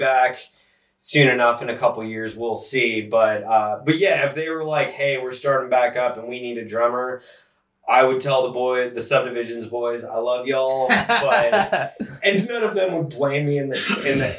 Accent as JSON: {"language": "English", "town": "Atlanta", "region": "Georgia", "country": "United States", "tie": "born or raised there", "also_born_or_lived": "Stone Mountain / Lilburn / Buffalo", "said": "I've been born and raised in Atlanta, but my mom's family is from Buffalo"}